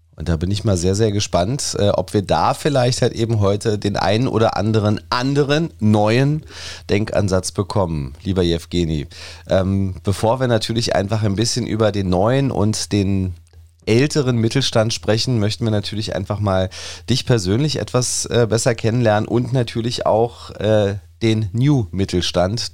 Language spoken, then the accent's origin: German; Berlin, Germany; wir erkennen natürlich an als Berliner